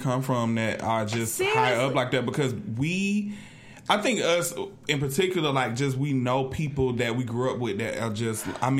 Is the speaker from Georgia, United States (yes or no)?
yes; Atlanta, Georgia, United States; I'm from Atlanta. I lived here. I ain't lived nowhere else.